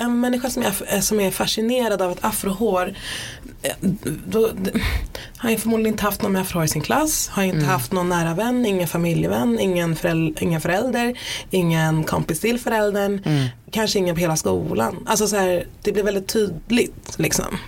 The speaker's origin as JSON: {"language": "Swedish", "town": "Stockholm", "region": "Stockholm County", "country": "Sweden", "tie": "born or raised there", "said": "jag brukar identifiera mig som stockholmare"}